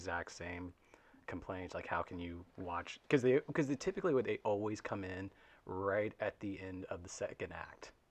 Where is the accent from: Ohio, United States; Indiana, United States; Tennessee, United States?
Indiana, United States; Evansville; I'm from Evansville, Indiana. That's where I'm actually recording right now.